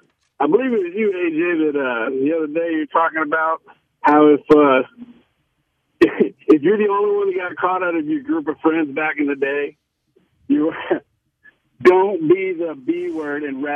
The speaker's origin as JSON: {"language": "English", "town": "Dallas", "region": "Texas", "country": "United States", "said": "I'm from Dallas"}